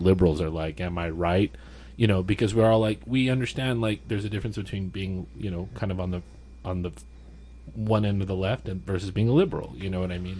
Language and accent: English; El Paso, Texas, United States; I'm from El Paso, Texas, which is a very poor, one of the poorest big cities